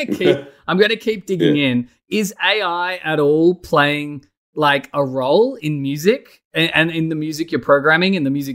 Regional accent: Australia

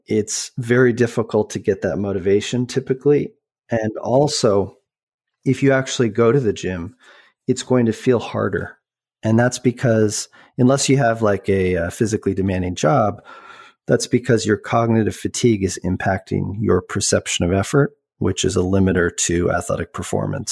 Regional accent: Boulder, Colorado, United States; also born or lived in Vancouver; I grew up, although I was born in Vancouver, I grew up in, uh, Boulder, Colorado

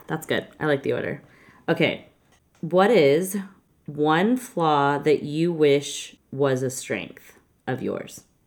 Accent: Texas, United States; I'm from Texas

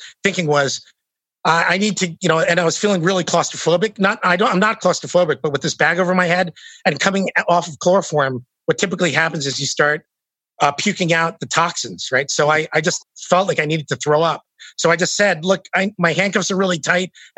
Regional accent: United States; I'm from the States

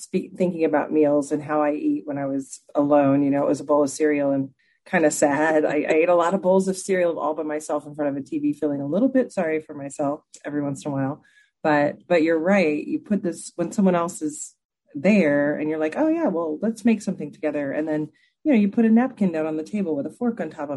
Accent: Texas, United States; I grew up in Texas

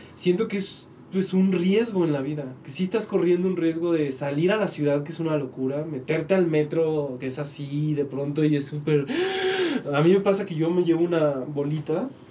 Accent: Tepic, Nayarit, Mexico; moved away; also born or lived in Mexico City; yo soy de Tepic

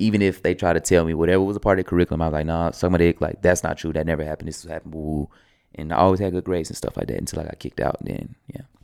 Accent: the South, United States; I'm from the South too

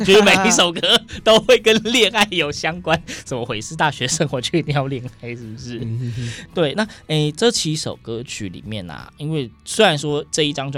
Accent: Yilan County, Taiwan; 我是宜兰人啊

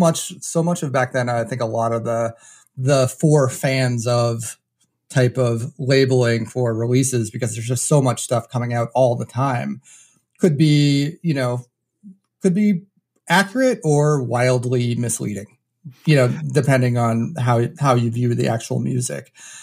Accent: New Hampshire, United States; I was actually born and raised in New Hampshire.

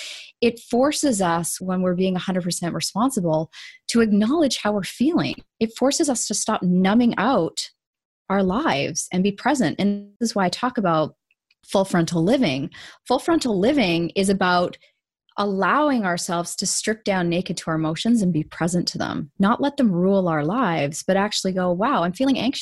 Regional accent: Canada; also born or lived in Vancouver; I'm Canadian.

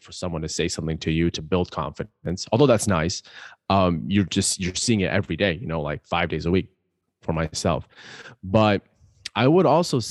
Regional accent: Pakistan; I'm Pakistani, love Pakistani food

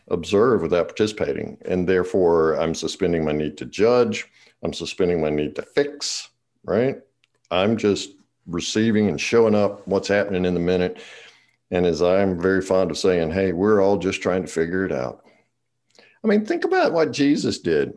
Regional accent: the South, Eastern North Carolina, United States; I'm from the South, in Eastern North Carolina

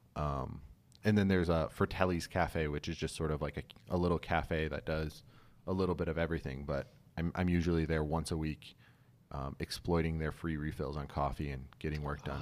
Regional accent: Kalamazoo, Michigan, United States; moved away as an adult; also born or lived in Albuquerque, New Mexico; now in Los Angeles, United States; I grew up in, like, West Michigan

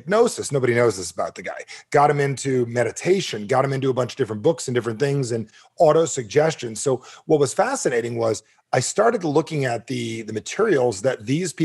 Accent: New Jersey, United States; I'm from Jersey

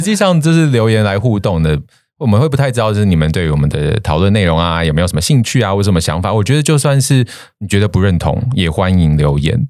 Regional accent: Taiwan; moved away; 我也是台湾人哦

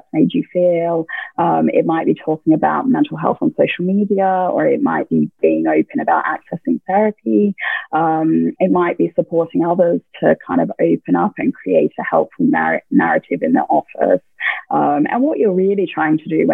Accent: Australia; just being Australian

